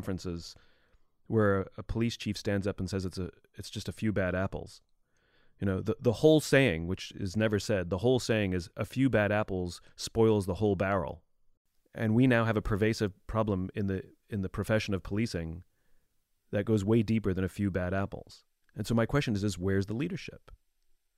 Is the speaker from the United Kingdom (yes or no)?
yes; England, United Kingdom; now in United States; I'm originally from England a long time ago